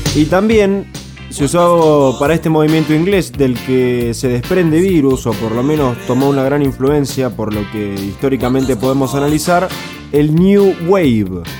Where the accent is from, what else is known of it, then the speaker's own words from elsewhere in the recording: Argentina; nos han marcado como argentinos